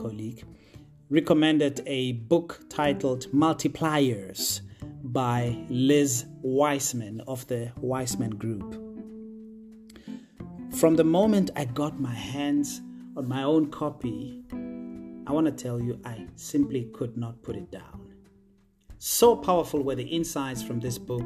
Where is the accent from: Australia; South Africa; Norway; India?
South Africa; Potchefstroom, North West; I was born and bred in a small town in the northwest province of South Africa called Potchefstroom, more specifically in a township called Ikageng